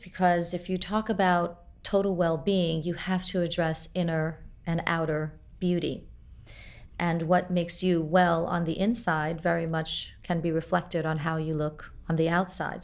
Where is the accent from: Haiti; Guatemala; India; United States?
Haiti; Port-au-Prince, Ouest; I was born in Port-au-Prince, Haiti